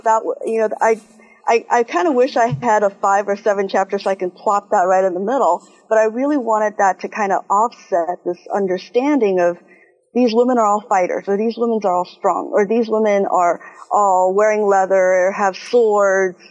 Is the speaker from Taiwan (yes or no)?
yes; Taiwan; moved away; also born or lived in Texas / Ohio; I am originally from Taiwan, so I am Chinese.